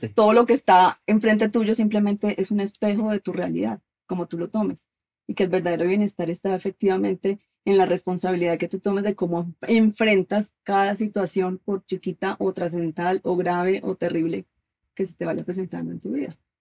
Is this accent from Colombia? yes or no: yes; Colombia; now in United States; soy colombiana